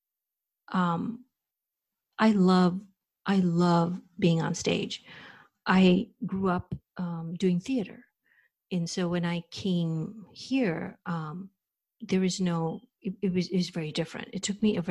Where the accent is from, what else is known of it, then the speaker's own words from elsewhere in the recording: India; moved away as an adult; now in United States; I was raised, born and brought up in India, and I came to the United States over 30 years ago to do my master's